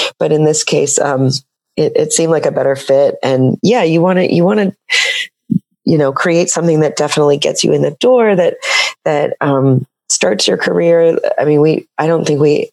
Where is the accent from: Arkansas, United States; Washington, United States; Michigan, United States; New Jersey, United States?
Washington, United States; Seattle; I'm from Seattle